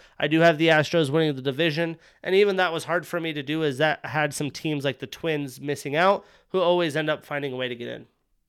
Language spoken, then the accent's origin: English; Wyoming, United States; also born or lived in Montana; But growing up in Wyoming and Montana, like, if I wanted to watch an Angels game, it had to be an ESPN game